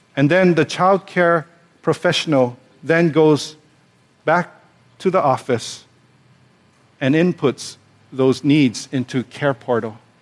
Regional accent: Hawaii, United States; also born or lived in Pasadena, California; we're born and raised in Hawaii. We've lived here all our lives

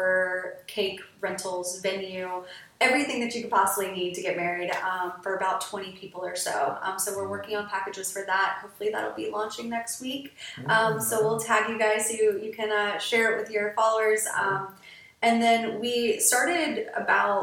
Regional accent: Greenville, South Carolina, United States; moved away as an adult; also born or lived in Clemson, South Carolina / Charleston, South Carolina; I grew up in Greenville, South Carolina, and then on a mountain, Paris Mountain

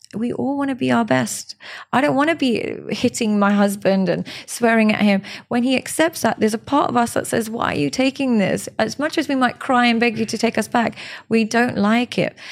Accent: Pakistan; I'm Pakistani

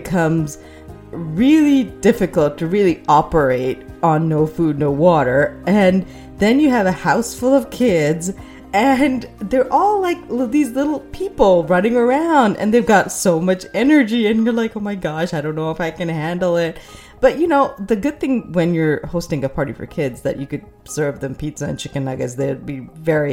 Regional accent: Pakistan; moved away; also born or lived in United States; when I was growing up in Pakistan

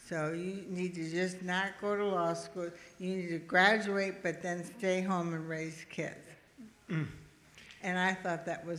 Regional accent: Milwaukee, Wisconsin, United States; now in Tampa, United States; I grew up in Milwaukee in a very modest home and family. My father was a police officer and my mother was a banker, and it was the 50s and 60s.

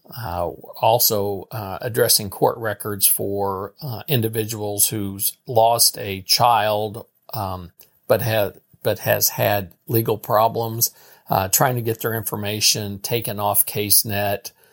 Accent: St. Joseph, Missouri, United States; Saint Joseph, Missouri. I've been here, I've lived here all my life

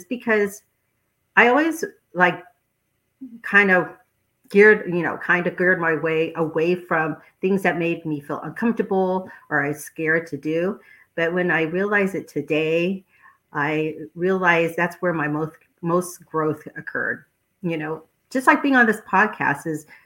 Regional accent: San Diego, California, United States; I grew up actually in San Diego, came back to my hometown to practice

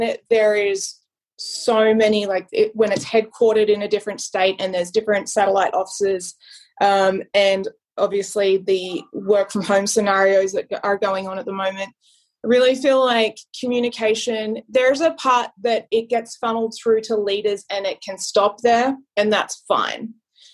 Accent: Australia; moved away as an adult; now in United States; I grew up with in Australia

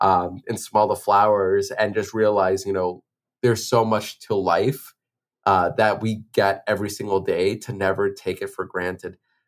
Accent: Boston, Massachusetts, United States; it's my hometown, it's Boston

